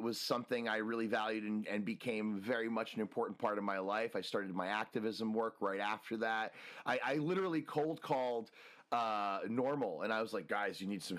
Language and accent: English; New Jersey, United States; also born or lived in Washington, District of Columbia, United States; now in California, United States; I grew up in New Jersey